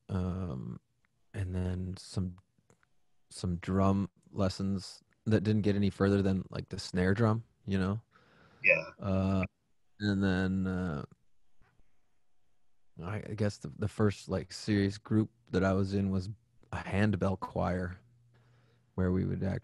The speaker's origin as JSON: {"language": "English", "town": "Waukesha", "region": "Wisconsin", "country": "United States", "tie": "born or raised there", "said": "I grew up in Waukesha, Wisconsin. So not too far from where we are now."}